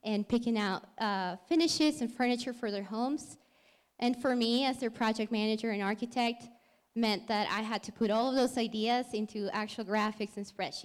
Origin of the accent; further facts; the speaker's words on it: Lima, Peru; moved away as an adult; now in Colorado, United States; So I'm from Lima, Peru, and I moved to Colorado a little over 5 years ago.